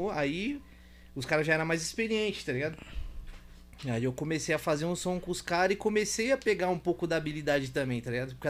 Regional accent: Guarulhos, São Paulo, Brazil; Depois que começou mesmo a galera conhecer mais sobre que eu vim de Guarulhos, de Guarulhos já era milhão.

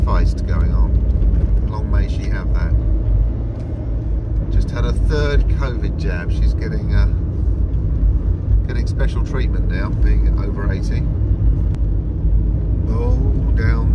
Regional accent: London, United Kingdom; moved away; I was brought up in London

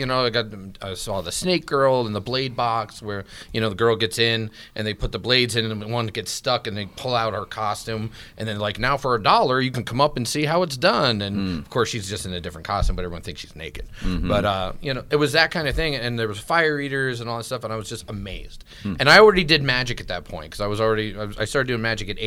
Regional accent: New York, United States; moved away as an adult; I grew up in New York

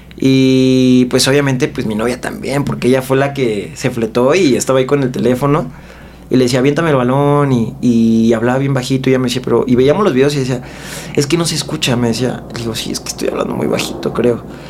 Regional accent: Mexico City, Mexico; yo soy de aquí de la Ciudad de México

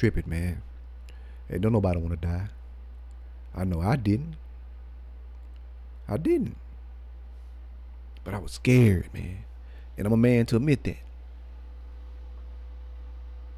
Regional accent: Cleveland, Texas, United States; I was born in Cleveland, Texas

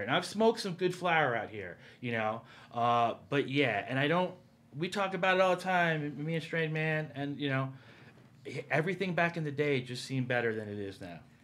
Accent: East Coast, United States; moved away; also born or lived in New Jersey / New York; I grew up on the East Coast, a combination of, uh, New Jersey and New York

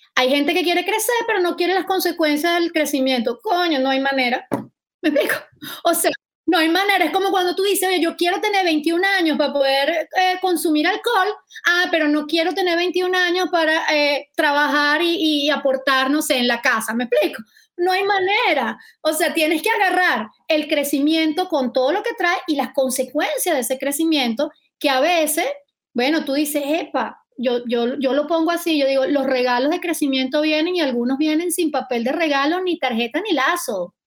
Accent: Valencia, Carabobo, Venezuela; en Valencia, de donde yo soy

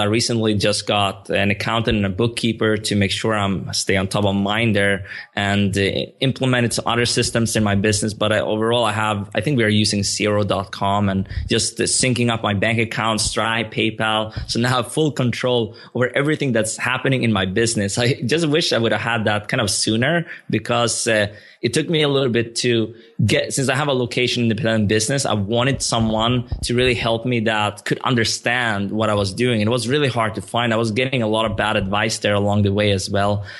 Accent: Sweden; moved away as an adult; also born or lived in Stockholm, Sweden; now in Barcelona, Spain; I grew up in, like, a town two hours south of Stockholm, but I also lived in the capital for, for, like, seven, eight, maybe eight years

